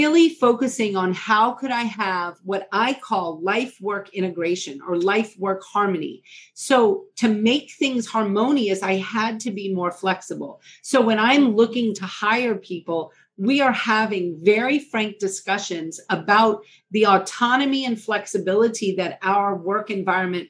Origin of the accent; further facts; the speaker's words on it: New Orleans, Louisiana, United States; moved away as an adult; also born or lived in Georgia / Minnesota; now in Seattle, United States; I am from New Orleans. I mean, I practiced in New Orleans